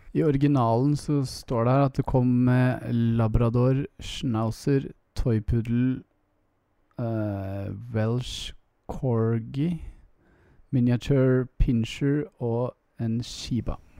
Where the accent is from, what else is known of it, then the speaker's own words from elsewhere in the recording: Oslo, Norway; Tveitasenteret like ved der jeg vokste opp